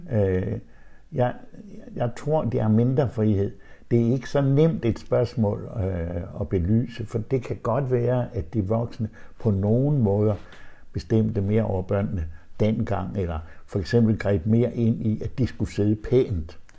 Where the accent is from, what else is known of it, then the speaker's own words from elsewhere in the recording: Vendsyssel, North Denmark Region, Denmark; i Vendsyssel, hvor jeg kommer fra